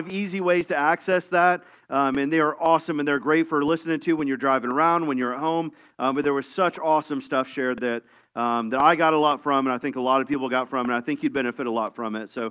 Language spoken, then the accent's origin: English; Tampa, Florida, United States; I grew up in Tampa, which is a busy city in Florida